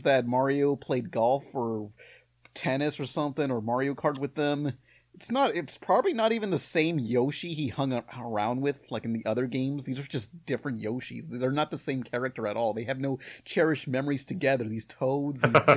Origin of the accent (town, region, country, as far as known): United States